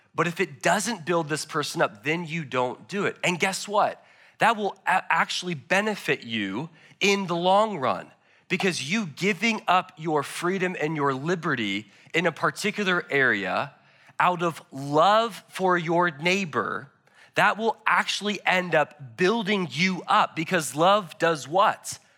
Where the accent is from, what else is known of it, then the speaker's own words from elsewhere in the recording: United States; I love being an American